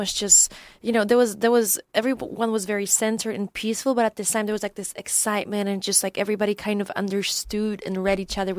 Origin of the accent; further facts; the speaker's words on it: Poland; English is a second language; so I'm originally from Poland, and that's where I grew up, and that's where my background is from.